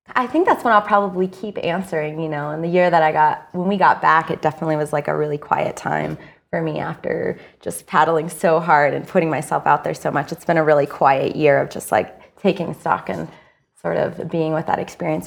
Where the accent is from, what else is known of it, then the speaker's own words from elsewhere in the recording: Idaho, United States; I grew up in Idaho